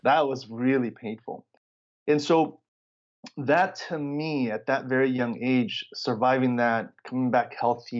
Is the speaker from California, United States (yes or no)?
yes; Los Angeles, California, United States; also born or lived in Chicago, Illinois, United States / Mexico; And then I grew up in Southern California, right, in the LA area